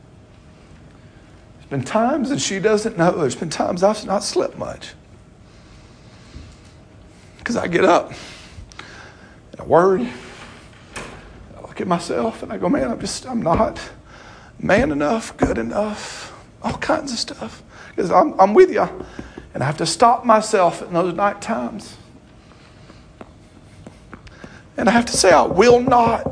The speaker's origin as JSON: {"language": "English", "region": "the South", "country": "United States", "tie": "born or raised there", "said": "I grew up in the South"}